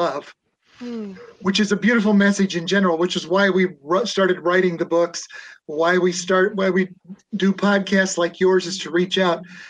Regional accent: Nebraska, United States; moved away; also born or lived in Boston / Ohio; I was from Nebraska

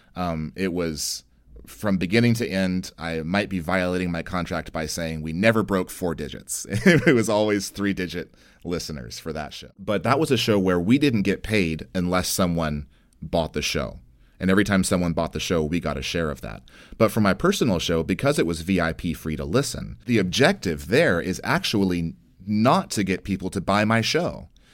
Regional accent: United States; I'm an American

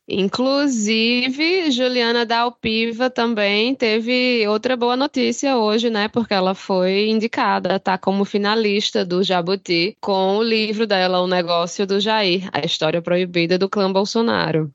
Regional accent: Brazil; a gente é brasileiro

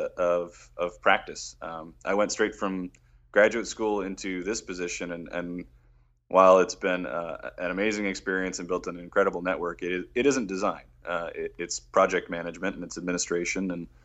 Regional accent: Detroit, Michigan, United States; moved away as an adult; my hometown of Detroit.

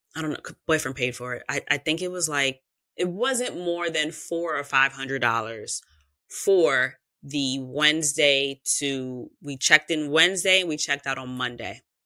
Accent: New York, United States; I am from New York

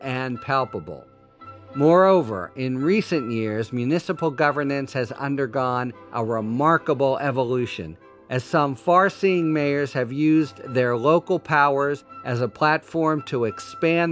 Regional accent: Pittsburgh, Pennsylvania, United States; Pittsburgh, my hometown

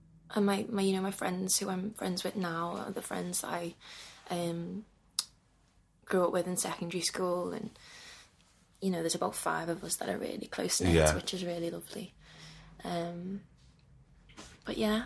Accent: Liverpool, North West England, United Kingdom; I loved growing up in Liverpool

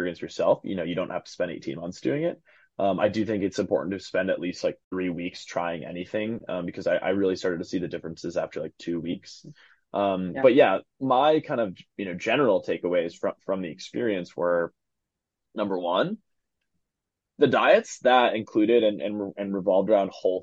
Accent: East Coast, United States; now in Seattle, United States; I'm from the East Coast

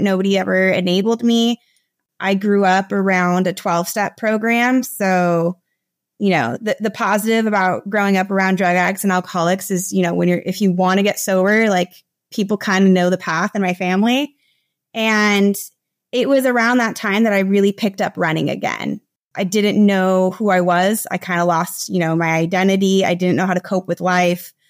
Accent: United States; moved away as an adult; now in Costa Rica; I'm originally from the United States. I moved to Latin America about seven or eight years ago.

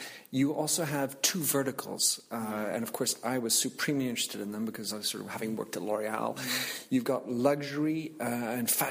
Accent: United States; moved away; also born or lived in France; as an American, when I have French nationality

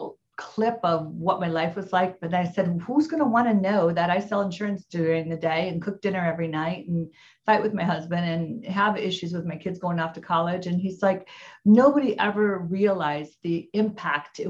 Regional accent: Midwest, United States; now in Orange County, United States; I'm from the Midwest

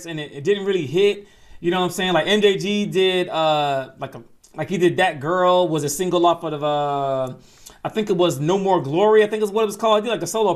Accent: Atlanta, Georgia, United States; I'm not from Memphis, I'm from Atlanta

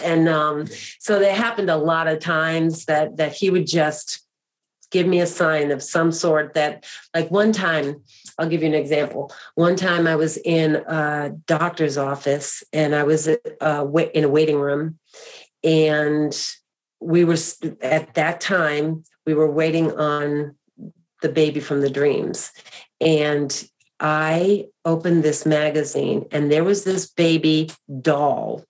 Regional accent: Boston, Massachusetts, United States; I grew up actually in Boston, Massachusetts, the greater Boston area

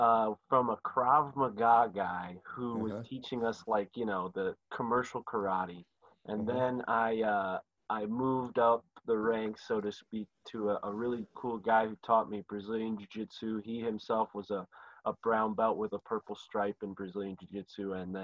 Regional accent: San Mateo, California, United States; Yeah, I grew up in San Mateo.

